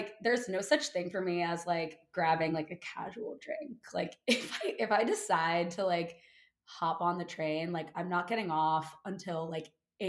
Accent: New York City, New York, United States; I'm 25 years old as of a few days ago, quarter century, babe. I'm from New York City, born and raised. I currently live in Harlem and I went to college at Vanderbilt University.

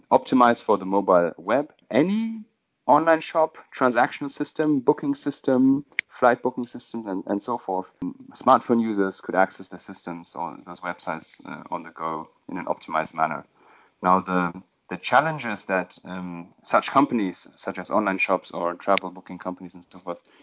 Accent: Berlin, Germany; moved away as an adult; also born or lived in London / India; I'm originally from Berlin

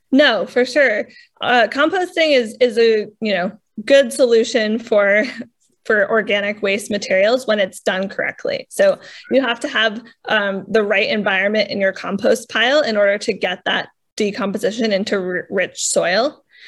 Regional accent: New England, United States; I feel like I'm from New England.

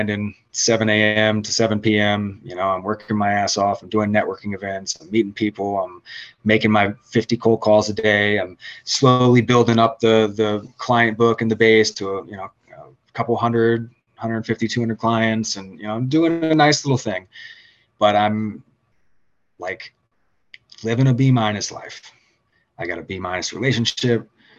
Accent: Richmond, Virginia, United States; I'm from Richmond, Virginia

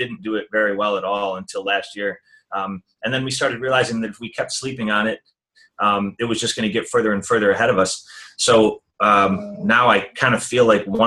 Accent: Rochester, New York, United States; also born or lived in Long Beach, California; I moved back to Rochester, New York, my hometown

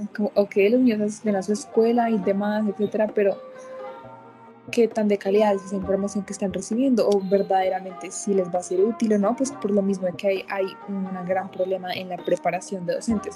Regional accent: Colombia; nosotros como colombianos, como parte de esta sociedad

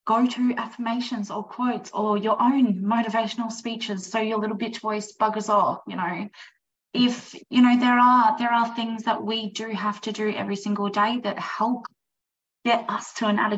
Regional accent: East Coast, United States; moved away; also born or lived in the desert; I grew up on the East Coast where it was luscious. And now I'm so grateful that I live in the desert

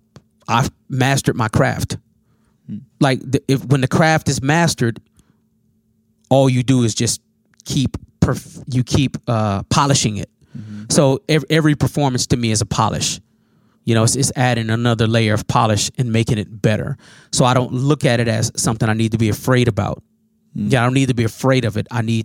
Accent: Minnesota, United States; also born or lived in Chicago, Illinois; No, I was born in Chicago. And I've been in Minnesota since I was about probably like four or five.

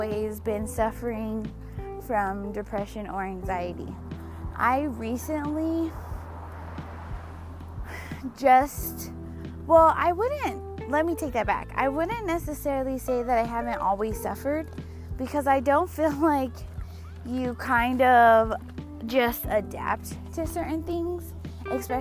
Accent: Denver, Colorado, United States; I was born and raised in Denver, Colorado.

